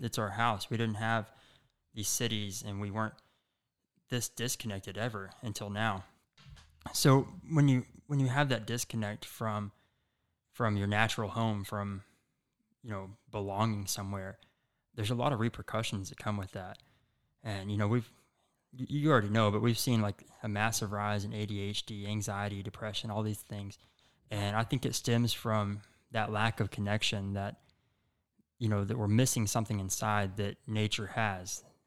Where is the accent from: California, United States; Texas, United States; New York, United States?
Texas, United States; Chico; also born or lived in Denton, Texas; I grew up in Chico, Texas, which is a really small, um, you know, kinda country town